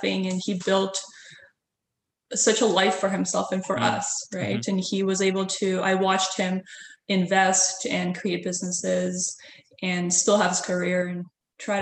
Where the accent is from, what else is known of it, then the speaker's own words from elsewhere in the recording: Latvia; also born or lived in Montreal, Canada / Barrie, Canada; now in Toronto, Canada; I'm actually originally from Europe. So right. I was born in Latvia and then I lived for a while in Montreal when we immigrated here with my family.